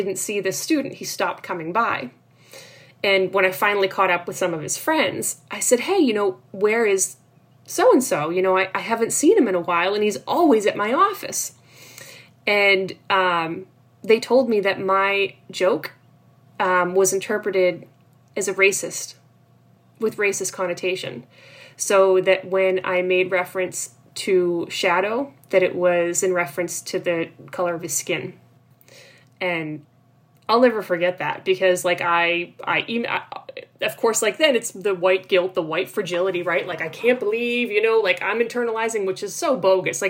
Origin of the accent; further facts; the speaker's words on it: North Shore of Boston, Massachusetts, United States; also born or lived in Cape Cod, Massachusetts; I grew up on the North Shore of Boston